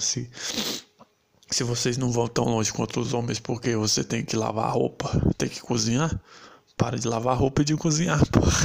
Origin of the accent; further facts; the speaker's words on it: Brazil; eu sou brasileiro e eu gosto disso